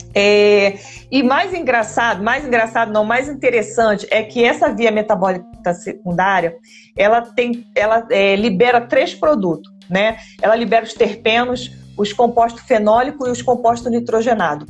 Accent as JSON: {"language": "Portuguese", "country": "Brazil", "said": "nós somos brasileiros"}